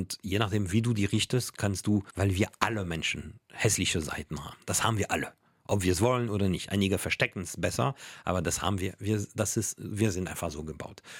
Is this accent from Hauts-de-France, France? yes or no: no; Paris, Île-de-France, France; dass ich als Kind in Paris einen äh, Nachbar hatte, der Wissenschaftler war, Paläontologe, und der mir tierisch viel erzählt hatte.